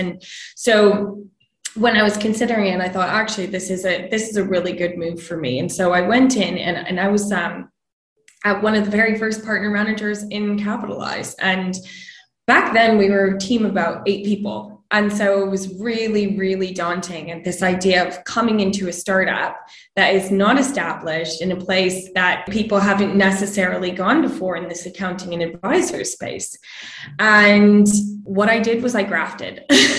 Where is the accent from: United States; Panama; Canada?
Canada; moved away as an adult; now in London, United Kingdom; So I grew up in Canada, as you can probably tell by the accent.